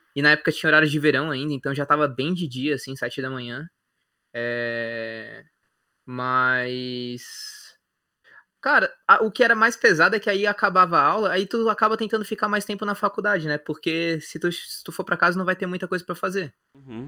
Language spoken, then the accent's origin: Portuguese; Osasco, São Paulo, Brazil; moved away as an adult; now in Florianópolis, Brazil; Eu sou de Osasco